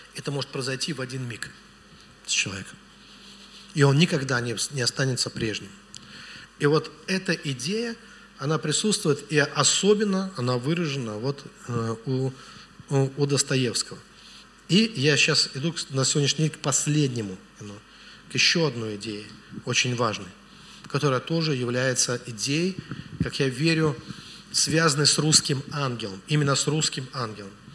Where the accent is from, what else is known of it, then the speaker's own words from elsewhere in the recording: Velikiye Luki, Pskov Oblast, Russia; я из Великих... У меня город на болотах вообще.